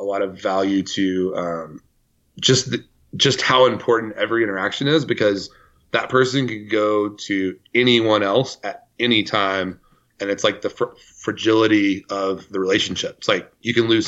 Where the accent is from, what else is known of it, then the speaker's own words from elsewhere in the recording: Decatur, Texas, United States; I'm from Decatur, Texas.